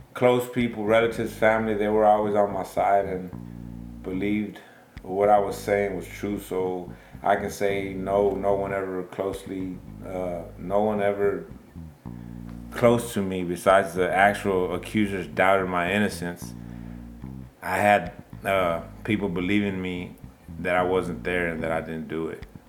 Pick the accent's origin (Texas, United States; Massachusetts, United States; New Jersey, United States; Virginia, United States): Texas, United States; Baytown; I'm from Baytown, Texas. Born and raised